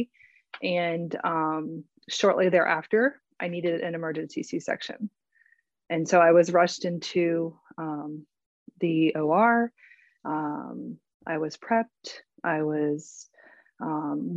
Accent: Florida, United States; also born or lived in Winter Park, Florida; I'm also a Floridian. I'm joining from Winter Park, Florida.

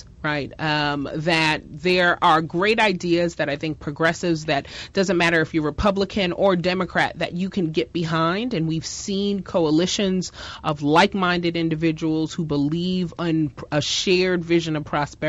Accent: New York, United States; as a New Yorker

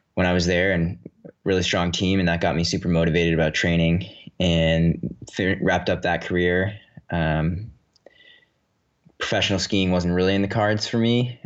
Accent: Woodstock, Vermont, United States; also born or lived in Western Massachusetts; I grew up in Woodstock, Vermont, not too far away from the White Mountains

